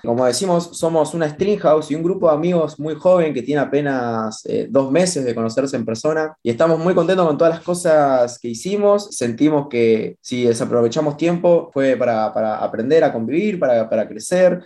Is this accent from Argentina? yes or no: yes; La Pampa, Argentina; mi infancia en La Pampa fue básicamente la infancia de, cualquier chico